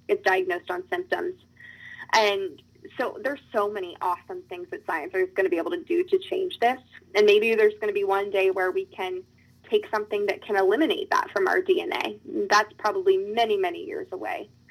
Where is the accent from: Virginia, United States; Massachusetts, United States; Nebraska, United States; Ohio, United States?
Virginia, United States; my home state